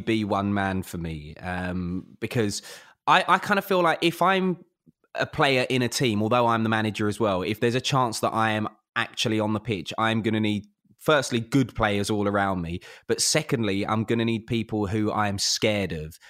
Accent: London, United Kingdom; I grew up in South London

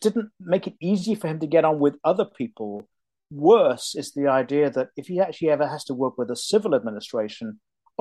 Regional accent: United Kingdom; now in United States; even though I'm an American citizen, I'm also deeply British to my soul

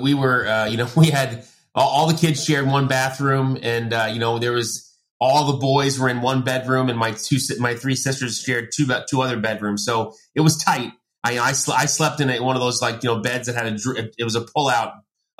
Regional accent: Long Island, New York, United States; I grew up in Long Island

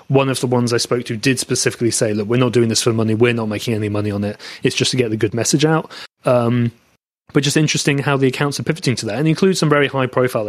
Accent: England, United Kingdom; accent: English; moved away; I'm English based on my accent

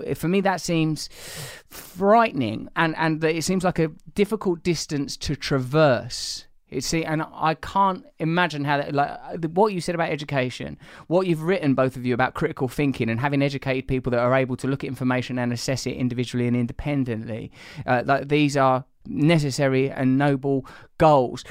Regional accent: England, United Kingdom; I'm English, we're all from comparable blue collar or working class backgrounds

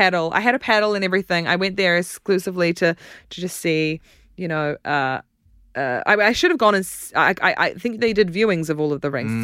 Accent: New Zealand; accent: New Zealand; now in United Kingdom; You can tell I'm from New Zealand from my accent

